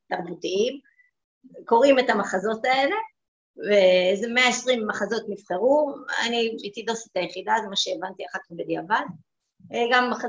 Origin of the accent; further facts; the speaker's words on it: Ramat Gan, Tel Aviv District, Israel; גדלתי ברמת גן, בבית חילוני.